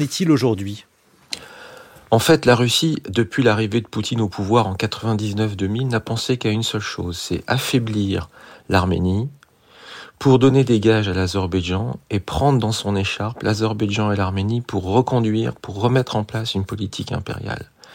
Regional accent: France; je suis français

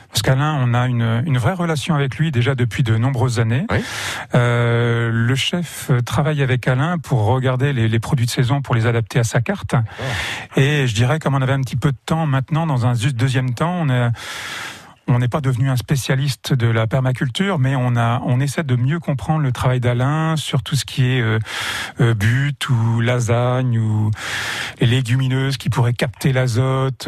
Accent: Château-du-Loir, Pays de la Loire, France; je suis natif de Château du Loir et que mes racines sont ici

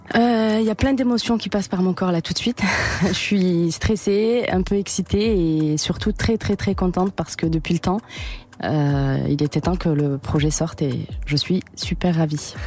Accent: Toulouse, Occitania, France; moved away; je suis de Toulouse

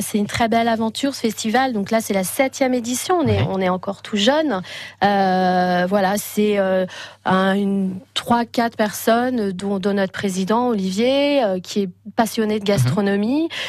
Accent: Paris, Île-de-France, France; now in Quintin, France; je viens de Paris, je suis euh, natif de Paris

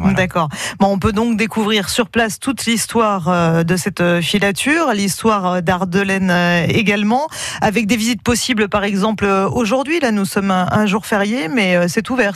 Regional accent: Ardèche, Auvergne-Rhône-Alpes, France; chez nous en Ardèche

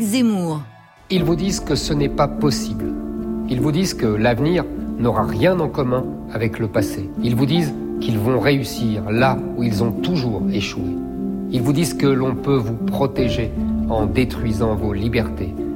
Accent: Seine-Saint-Denis, Île-de-France, France; Je suis né en Seine-Saint-Denis dans une famille

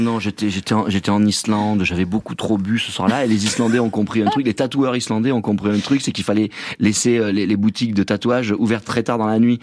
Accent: Provence-Alpes-Côte d'Azur, France; je suis de là-bas, je suis un Provençal

